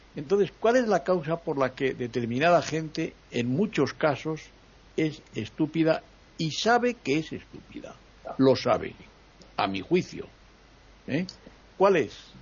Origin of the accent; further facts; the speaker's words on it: Spain; En mi país